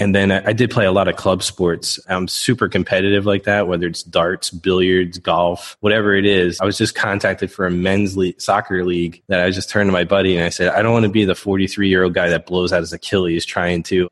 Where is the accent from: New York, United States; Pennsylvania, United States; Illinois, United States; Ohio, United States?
Pennsylvania, United States; Philadelphia; I grew up in the Philadelphia area, Northeast Philadelphia to be specific. My parents then moved us out a little bit north into the suburbs.